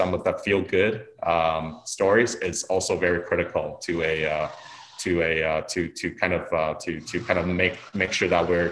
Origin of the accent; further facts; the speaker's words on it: Taiwan; also born or lived in Niagara, Ontario, Canada; now in Niagara-on-the-Lake, Canada; I was born in Taiwan, so I'm Taiwanese Canadian